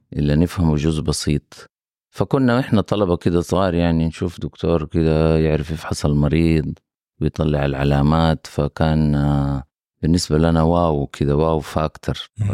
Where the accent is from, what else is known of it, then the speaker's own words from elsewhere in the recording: Mecca, Makkah Province, Saudi Arabia; now in Jeddah, Saudi Arabia; أنا نشأت وكبرت في مدينة مكة